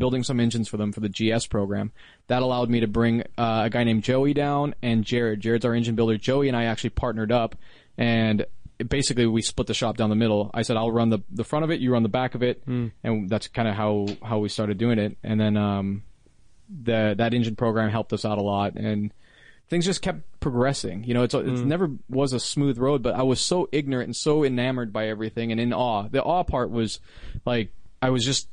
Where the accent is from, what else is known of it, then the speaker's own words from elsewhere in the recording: Washington, United States; moved away as an adult; I was from Washington